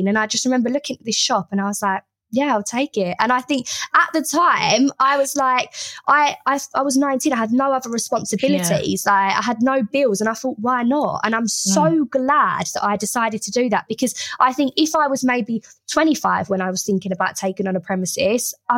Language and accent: English; Harlow, East of England, United Kingdom; I was from Harlow, the school was in Hertfordshire